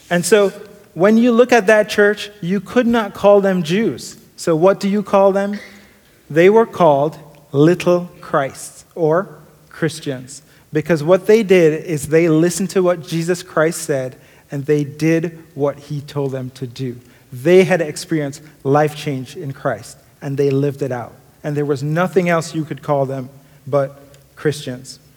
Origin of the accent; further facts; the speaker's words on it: Kingston, Jamaica; I grew up in Jamaica, Kingston, Jamaica, sometimes called a concrete jungle.